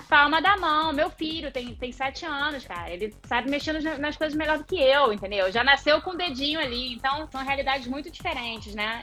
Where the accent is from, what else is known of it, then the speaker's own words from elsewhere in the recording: Rio de Janeiro, Brazil; moved away as an adult; sou carioca, já tá? Morei fora, voltei, morei fora, voltei